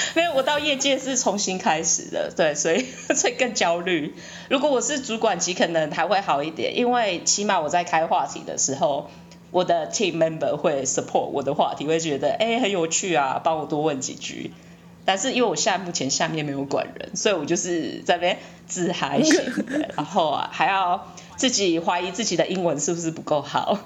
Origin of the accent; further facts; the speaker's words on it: Taiwan; moved away as an adult; 我从台湾来啊，然后我最近刚从学术界转到业界啊